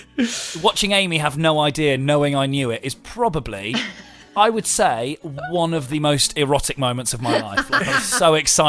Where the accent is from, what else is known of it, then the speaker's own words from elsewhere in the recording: Grove, South East England, United Kingdom; my local Formula One team that are based in my hometown, Williams.